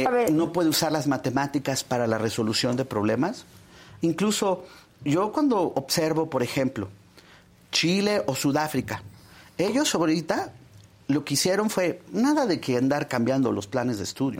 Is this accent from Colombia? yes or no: no; State of Mexico, Mexico; yo soy del Estado de México